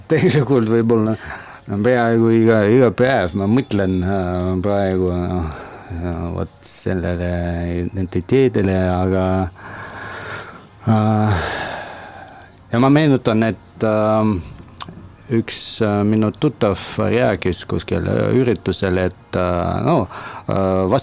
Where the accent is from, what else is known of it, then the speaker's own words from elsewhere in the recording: Russia; Estonian is a second language; now in Estonia; no muidugi ma olen, ma olen venelane ja see, see, see võib-olla on alati, aga no praegu kui ma leidsin oma teise kodu